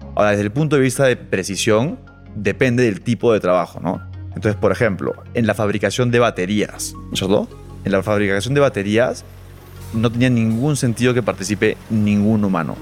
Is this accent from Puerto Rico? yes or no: no; Lima, Peru; moved away as an adult; also born or lived in Boston / Chile; soy peruano, eh, de Lima, pero no vivo en Lima hace ocho años